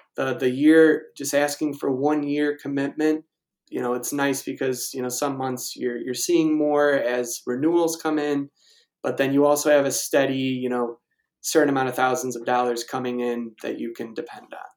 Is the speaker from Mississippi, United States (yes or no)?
no; Naperville, Illinois, United States; now in Evergreen Park, United States; I'm originally from Naperville